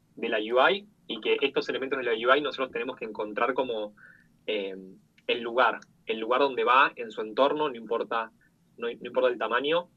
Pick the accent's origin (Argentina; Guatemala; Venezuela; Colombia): Argentina; soy, bueno, de Argentina, tengo 26 años